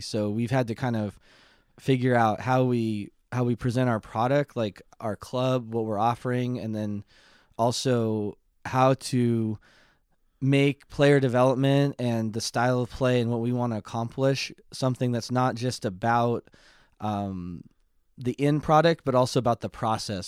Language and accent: English; Mariposa, California, United States; I grew up in Mariposa